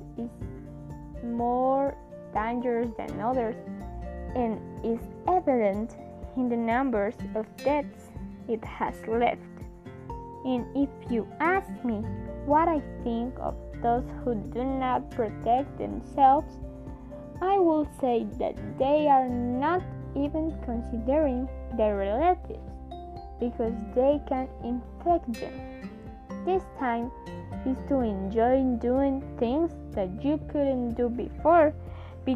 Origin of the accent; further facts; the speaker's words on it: Colombia; I am from Colombia